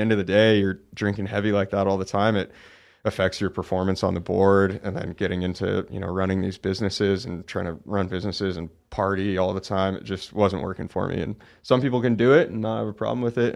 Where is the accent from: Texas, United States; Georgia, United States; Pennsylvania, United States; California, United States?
California, United States; Oakland; I grew up in Oakland, California, so a pretty big, you know, city.